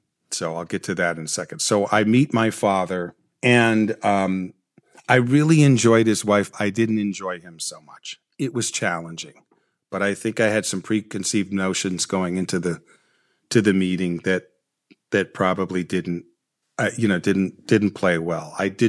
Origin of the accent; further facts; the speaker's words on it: Watts, California, United States; born there; My understanding is that I was born in Watts, and I spent a period of time, I'm not exactly sure, in an orphanage post coming out of the hospital.